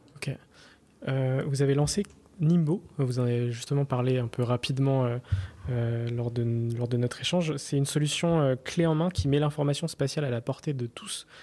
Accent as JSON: {"language": "French", "town": "Rennes", "region": "Brittany", "country": "France", "tie": "born or raised there", "said": "je suis né à Rennes"}